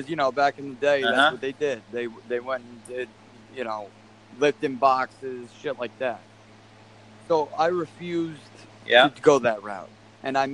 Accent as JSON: {"language": "English", "area": "Long Island", "region": "New York", "country": "United States", "tie": "born or raised there", "moved": "as an adult", "lives_now": "Florida, United States", "said": "We grew up in Long Island, New York"}